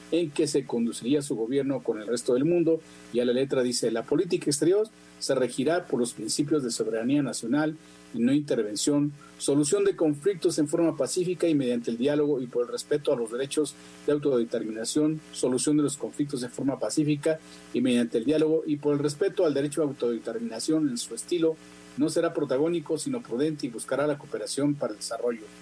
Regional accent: Mexico

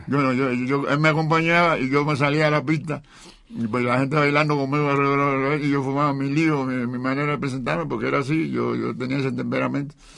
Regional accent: Cuba; moved away as an adult; now in Mexico; Yo llevo más años viviendo aquí que en Cuba. Tuve, yo, yo llevo 55 años viviendo aquí

